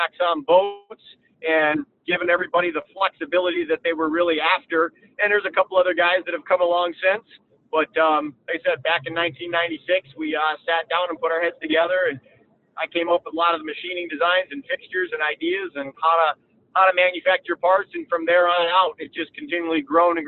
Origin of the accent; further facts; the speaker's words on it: Lake St. Clair, Michigan, United States; I grew up on Lake St. Clair in Michigan here.